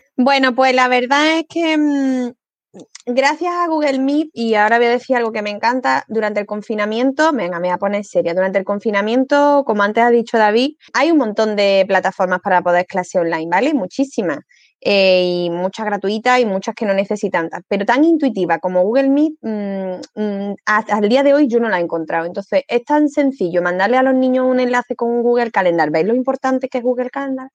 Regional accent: Córdoba, Andalusia, Spain; como soy cordobesa

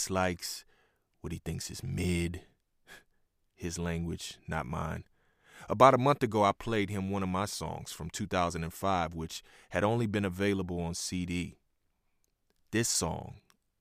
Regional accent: Houston, Texas, United States; moved away; also born or lived in Oklahoma City; I'm from Houston

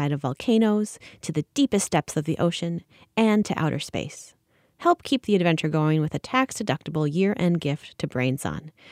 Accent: Juana Diaz, Puerto Rico; we are from Juana Diaz, Puerto Rico.

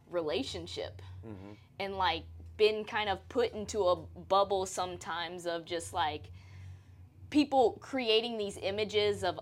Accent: Louisiana, United States; now in Texas, United States; I'm originally from Louisiana, but I've lived most of my life now here in Texas.

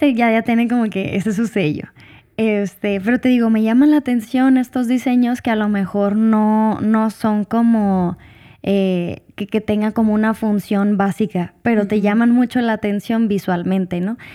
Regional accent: Hermosillo, Sonora, Mexico; moved away; also born or lived in Puebla; cuando regresaba a, a Hermosillo, pues me gustaba porque es otro, es, es, mi tierra

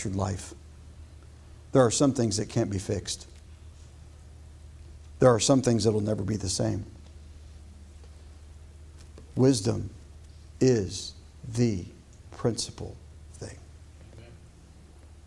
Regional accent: United States; as an American

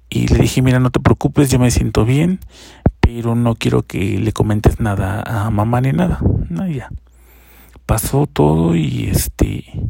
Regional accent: Chiapas, Mexico; now in Mexico City, Mexico; yo soy del estado de Chiapas

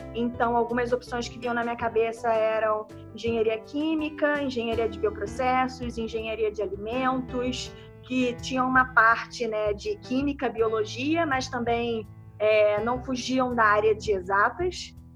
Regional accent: Rio de Janeiro, Brazil; moved away as an adult; now in São Paulo, Brazil; Eu tenho 30 anos, sou do Rio de Janeiro, mas desde o início desse ano eu estou morando em São Paulo

